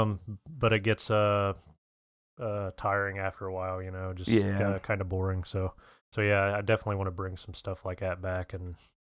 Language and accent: English; Columbus, Ohio, United States; I'm from Columbus, Ohio. I'm only visiting here for work.